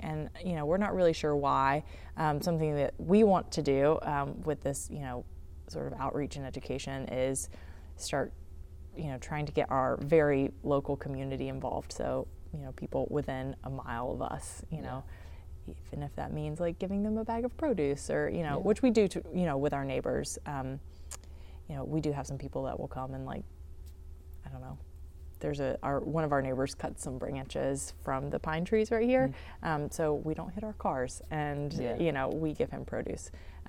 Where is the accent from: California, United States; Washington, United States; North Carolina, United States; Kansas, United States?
North Carolina, United States; So I grew up in Eastern North Carolina